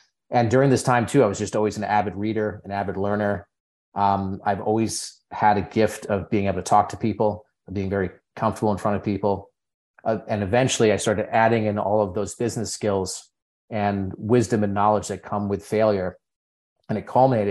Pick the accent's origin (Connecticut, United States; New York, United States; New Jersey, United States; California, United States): Connecticut, United States; Berkshire Mountains, countryside of; I grew up in the countryside of Connecticut, which does exist, in the Berkshire Mountains.